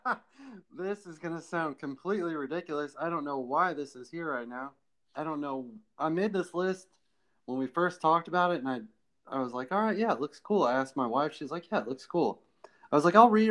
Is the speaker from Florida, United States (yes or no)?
yes; Florida, United States; I grew up in Florida